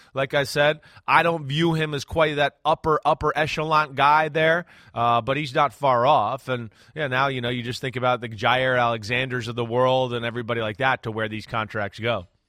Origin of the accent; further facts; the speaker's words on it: New Jersey, United States; I'm from New Jersey like Kyrie Irving